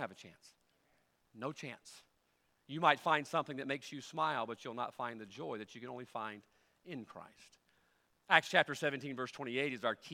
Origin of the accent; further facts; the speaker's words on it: United States; I'm an American